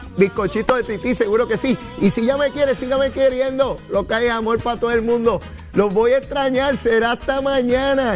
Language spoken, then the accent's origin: Spanish; Puerto Rico; mi pueblo de Puerto Rico